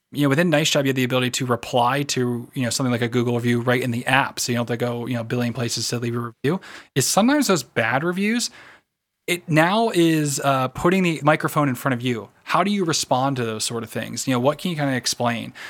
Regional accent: United States; I am American

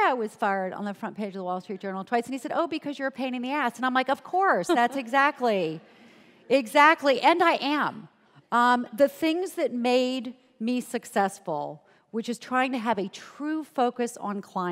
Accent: Charleston, South Carolina, United States; moved away; I grew up in Charleston, South Carolina, where my parents' highest aspiration for me was to be an administrative assistant.

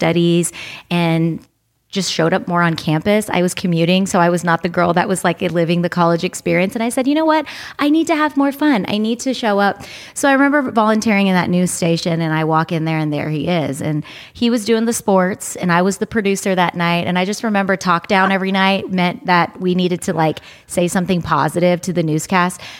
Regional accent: United States; now in Los Angeles, United States; we were growing up here in America and I was born in America

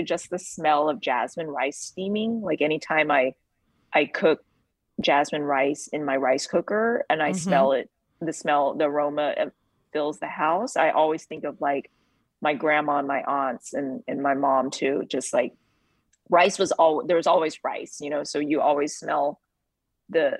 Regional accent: Texas, United States; I'm from Texas

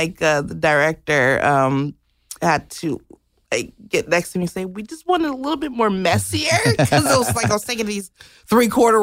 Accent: Los Angeles, California, United States; I'm from Los Angeles.

